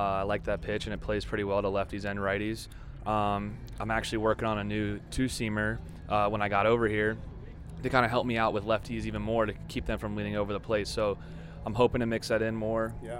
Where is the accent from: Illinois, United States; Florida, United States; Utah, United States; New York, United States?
Florida, United States; I'm from Florida and working out down in Florida